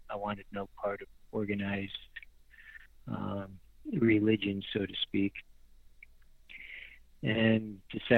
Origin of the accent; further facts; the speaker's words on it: Western New York, United States; moved away as an adult; also born or lived in Texas / Tennessee; I grew up in Western New York in farm country, baling hay